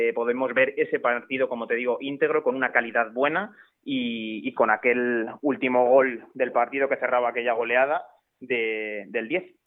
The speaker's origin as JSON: {"language": "Spanish", "town": "Alcázar de San Juan", "region": "Castilla-La Mancha", "country": "Spain", "tie": "born or raised there", "said": "el equipo de, mi pueblo, con ese gimnástico"}